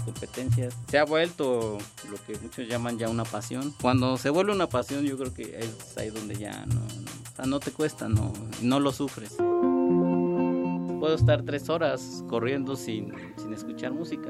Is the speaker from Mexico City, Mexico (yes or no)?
yes; Mexico City, Mexico; Yo nací en la Ciudad de México el 15 de mayo de 1985